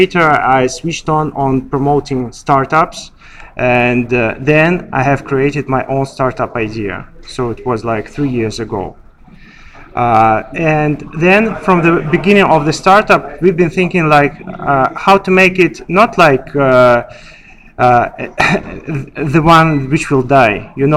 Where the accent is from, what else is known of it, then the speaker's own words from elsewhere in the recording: Russia; moved away as an adult; now in Dubai, United Arab Emirates; I was born and raised in Russia